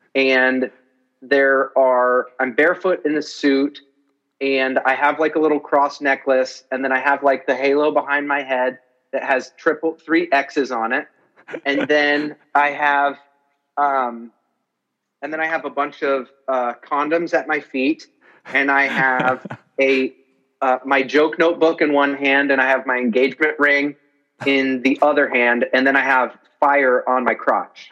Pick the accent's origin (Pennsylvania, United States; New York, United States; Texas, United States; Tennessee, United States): New York, United States; I'm from New York and I'm a comedian